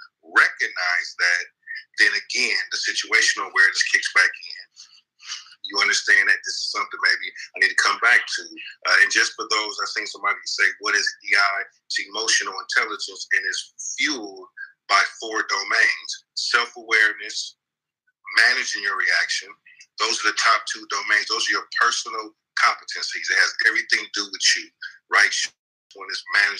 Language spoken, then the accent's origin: English; Oakland, California, United States; I grew up in East Oakland from Brookfield